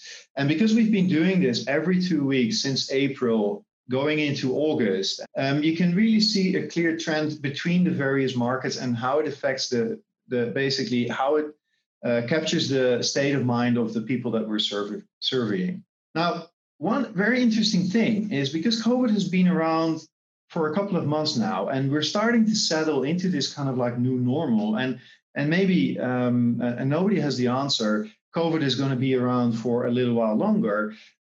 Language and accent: English; Netherlands; now in Singapore